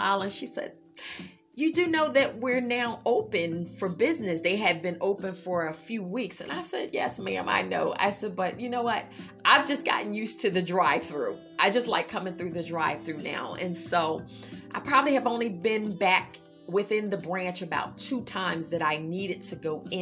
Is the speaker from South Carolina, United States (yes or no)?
no; Philadelphia, Pennsylvania, United States; I'm from Philadelphia. We freestyle, you know, freestyle rappers.